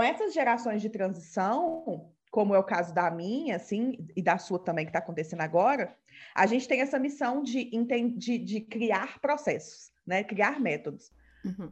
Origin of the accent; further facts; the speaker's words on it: Minas Gerais, Brazil; Eu sou mineira